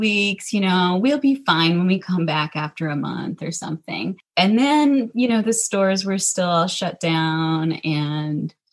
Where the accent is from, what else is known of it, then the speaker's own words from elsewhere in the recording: Minnesota, United States; I'm born and raised in Minnesota. I've actually only lived in Minnesota